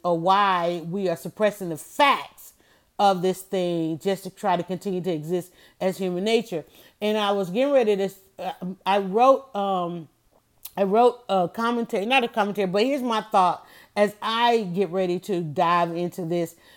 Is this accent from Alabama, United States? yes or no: no; Atlanta, Georgia, United States; I grew up in Atlanta, and my parents were baseball lovers